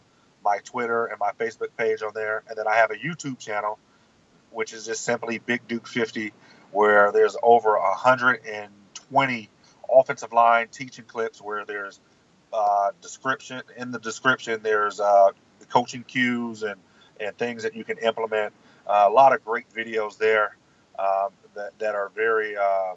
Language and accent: English; Southern California, United States; now in Texas, United States; We grew up in Southern California